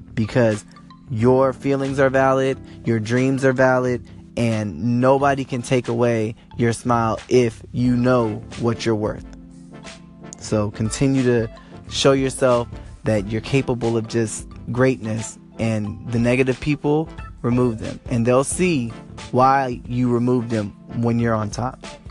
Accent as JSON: {"language": "English", "town": "Los Angeles", "region": "California", "country": "United States", "said": "I am from Los Angeles, California."}